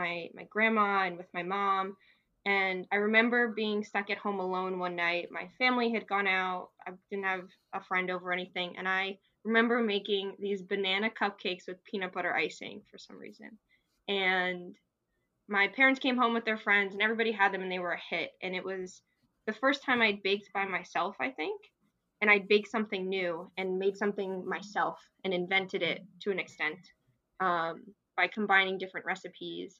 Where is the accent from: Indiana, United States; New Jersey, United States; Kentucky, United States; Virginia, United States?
New Jersey, United States; I'm originally from New Jersey